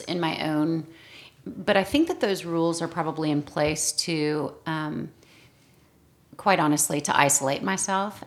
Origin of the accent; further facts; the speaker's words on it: the South, United States; accent: Southern; I get out of the South and I'm told that I do sound like I'm from the South